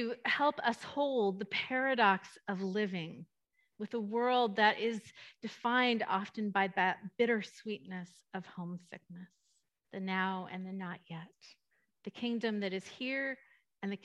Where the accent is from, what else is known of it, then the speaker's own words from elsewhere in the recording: East Bay, California, United States; moved away as an adult; now in Ladera, United States; the East Bay where I grew up